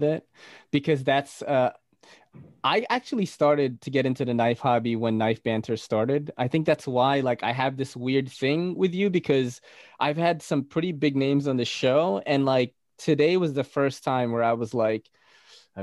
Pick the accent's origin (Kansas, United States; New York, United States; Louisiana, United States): New York, United States; New York City; also born or lived in Philippines; I'm from New York City.